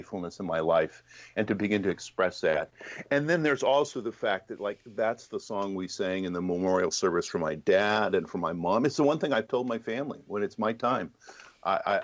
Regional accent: Los Angeles, California, United States; I grew up in Los Angeles

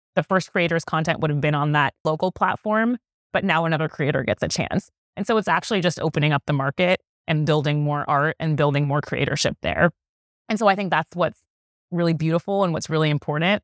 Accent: New York City, New York, United States; I'm from New York City

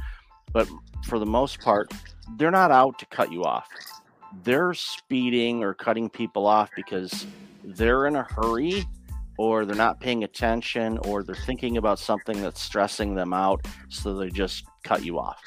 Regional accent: Detroit, Michigan, United States; moved away; I grew up in the Detroit area

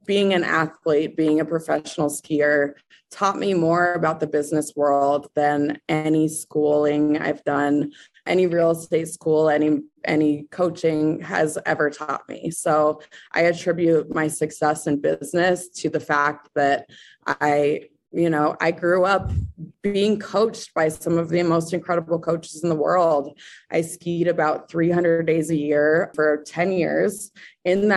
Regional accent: Breckenridge, Colorado, United States; now in Denver, United States; I am from Breckenridge, Colorado. I currently live in Denver, Colorado

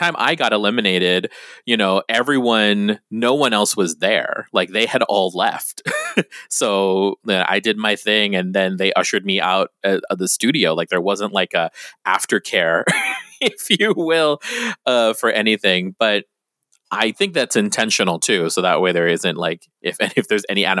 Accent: Guam; now in San Diego, United States; when you're from Guam

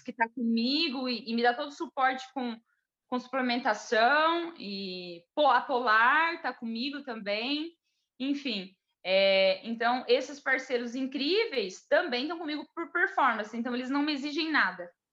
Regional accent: Jaboticabal, São Paulo, Brazil; born or raised there

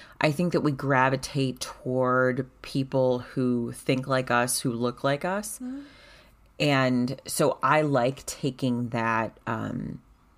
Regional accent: United States; as a white person, as an American

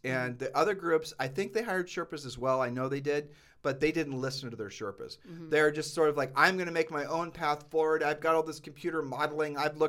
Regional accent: Ohio, United States; We grew up in Ohio.

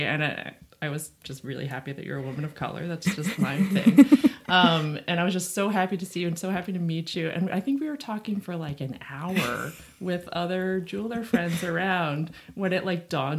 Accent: New Tripoli, Pennsylvania, United States; moved away as an adult; now in New York, United States; I grew up in rural Pennsylvania, which is why I had to move back to the country. I grew up in New Tripoli

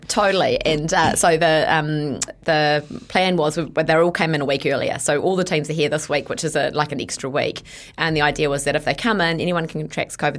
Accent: Bombay Hills, Auckland, New Zealand; I grew up in the Bombay Hills. That's where I spent my childhood

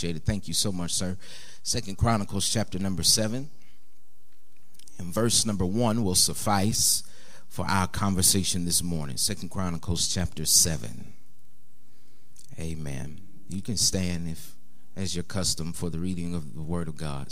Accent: Seattle, Washington, United States; moved away as an adult; also born or lived in Las Vegas, Nevada; now in California, United States; I serve in California now, served for 6 years in Las Vegas before then, but I'm originally from Seattle, Washington, and so my life is the West Coast

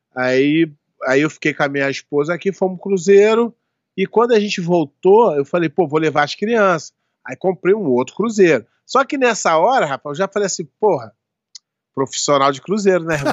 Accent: Rio de Janeiro, Brazil; now in Florida, United States; eu sou brasileiro do Rio de Janeiro

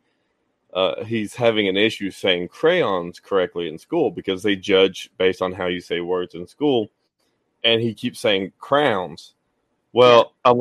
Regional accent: the South, United States; accent: Southern

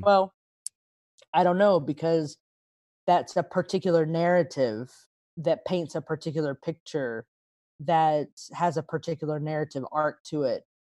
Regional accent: Texas, United States; now in Nashville, United States; I was born and raised in Texas

